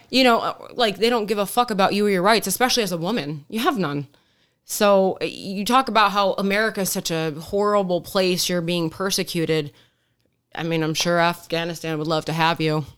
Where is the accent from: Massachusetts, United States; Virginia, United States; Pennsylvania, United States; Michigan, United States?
Michigan, United States; Detroit; now in Arizona, United States; growing up in Metro Detroit